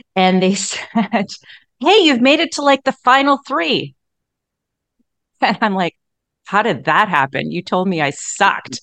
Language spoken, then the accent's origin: English; Edmonton, Alberta, Canada; I was born and raised in Edmonton